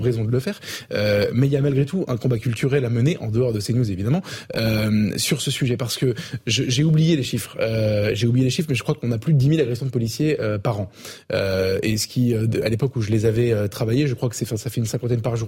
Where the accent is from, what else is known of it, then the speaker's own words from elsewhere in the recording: Avignon, Provence-Alpes-Côte d'Azur, France; Je viens d'Avignon, donc c'est pas, pas très loin